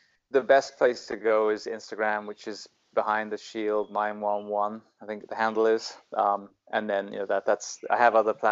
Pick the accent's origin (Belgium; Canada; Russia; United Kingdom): United Kingdom; now in United States; I'm still British through and through. I mean, I adore living in the US and serving, but yeah, I'm still very ingrained Britishman.